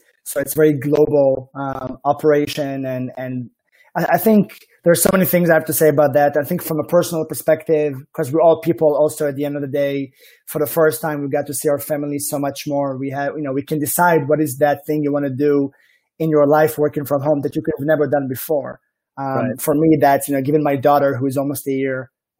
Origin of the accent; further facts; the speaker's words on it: Israel; accent: Israeli; like my accent strongly suggests, I am from the Holy Land